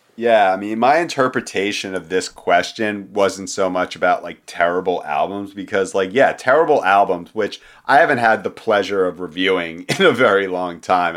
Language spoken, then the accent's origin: English; Philadelphia, Pennsylvania, United States; I grew up in Philadelphia in the nineteen nineties